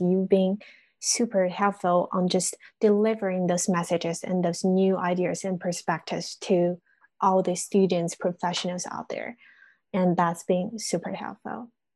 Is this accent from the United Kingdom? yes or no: no; China; English is a second language; moved away as an adult; now in United States; I'm always back in China